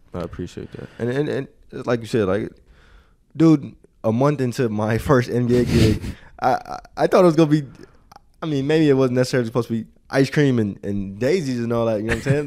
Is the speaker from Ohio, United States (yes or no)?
no; Chicago, Illinois, United States; moved away; I am from the West Side, but it's a Sox, Sox crib, Sox household